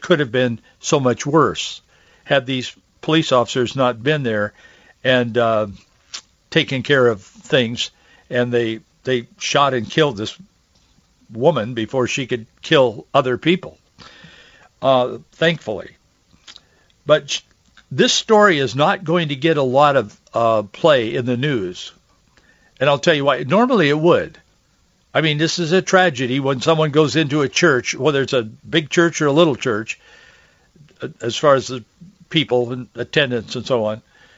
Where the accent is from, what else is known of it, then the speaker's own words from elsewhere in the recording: Yakima, Washington, United States; I grew up in Yakima and Yakima Valley and in Yakima